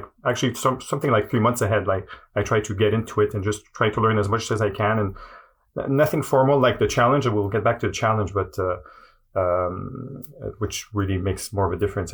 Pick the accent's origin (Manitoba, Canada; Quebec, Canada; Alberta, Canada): Quebec, Canada; Montreal; first language French; English is a second language; I'm from Montreal. My native language is French